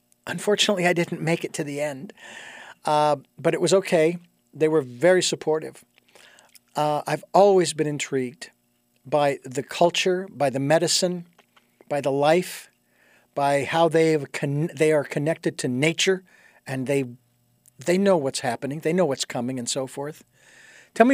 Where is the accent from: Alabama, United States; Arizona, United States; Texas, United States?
Arizona, United States; Phoenix; I mean, I grew up in Phoenix and I was surrounded by all those reservations and everything, right?